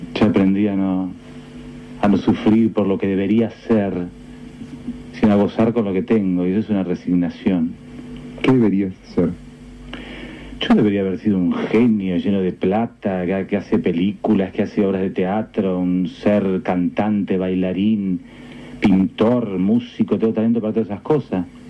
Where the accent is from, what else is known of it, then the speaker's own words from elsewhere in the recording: Argentina; soy argentino y a mucha honra